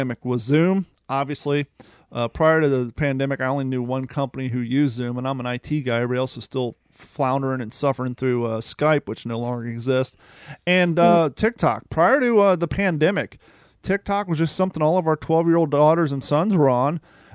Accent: Columbus, Ohio, United States; also born or lived in Kentucky; we're born in Kentucky, but we grew up in Columbus

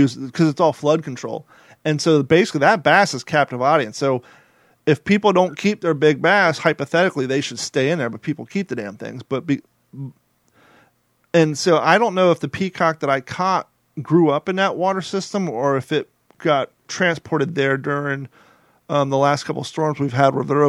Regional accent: Kentucky, United States; moved away; also born or lived in Ohio; I grew up in Kentucky and Ohio

